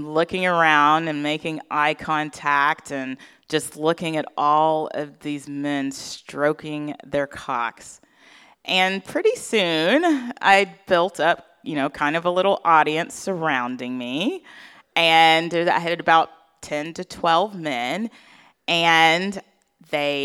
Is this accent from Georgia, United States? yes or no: yes; Atlanta, Georgia, United States; my hometown of Atlanta, Georgia